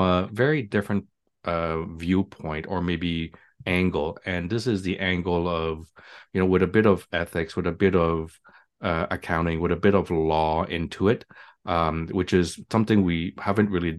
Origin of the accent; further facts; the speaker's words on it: Montreal, Quebec, Canada; now in Toronto, Canada; I'm from Montreal